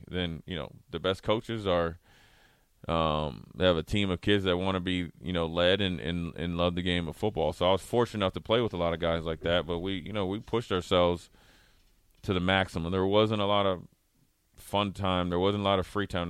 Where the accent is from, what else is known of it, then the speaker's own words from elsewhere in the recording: Minnesota, United States; moved away; also born or lived in Nebraska; growing up in Minnesota